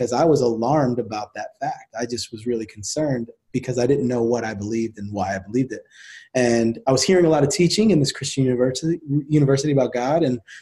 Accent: New Jersey, United States; I grew up in New Jersey

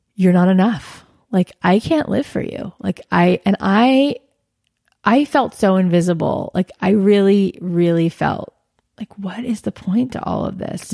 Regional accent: Boca Raton, Florida, United States; moved away as an adult; now in Los Angeles, United States; I grew up in South Florida

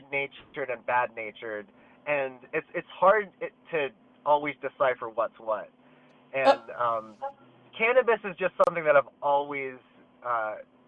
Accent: Willow Grove, Pennsylvania, United States; I'm in my hometown, like, Willow Grove, Pennsylvania

